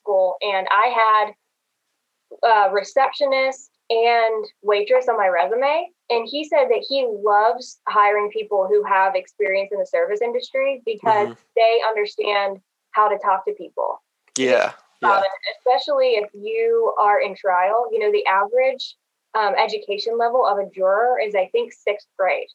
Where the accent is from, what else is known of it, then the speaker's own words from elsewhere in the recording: Greensburg, Pennsylvania, United States; now in Greenville, United States; I'm from Greensburg, Pennsylvania, and I found my way all the way down here in Greenville, South Carolina